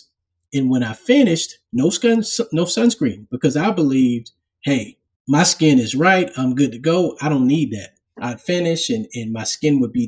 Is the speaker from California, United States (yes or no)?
no; Charleston, South Carolina, United States; also born or lived in Harlem, New York; I was born in Harlem and then I spent some time, you know, growing up in Charleston. When I was about 10, I moved